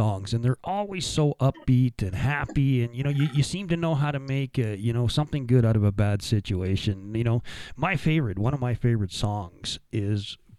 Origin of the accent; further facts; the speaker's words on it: Sylvan Lake, Alberta, Canada; I grew up in Sylvan Lake for a little bit of my time